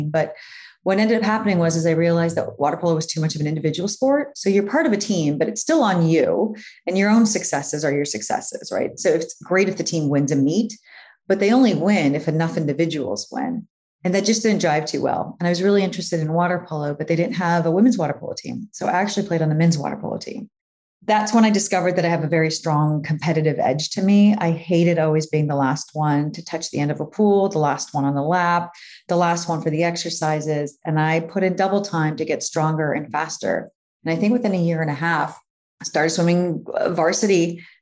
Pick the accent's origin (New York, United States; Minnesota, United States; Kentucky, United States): New York, United States; now in Miami Beach, United States; Proper Miami Beach, actually. I am on the okay. Beach. You know, being a New Yorker, we're like, okay, if we're gonna make the move, let's let's be in the scene